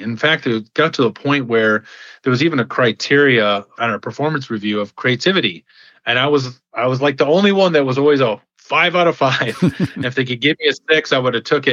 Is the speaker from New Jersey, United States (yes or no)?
no; Michigan, United States; I grew up in Michigan, where I was born and raised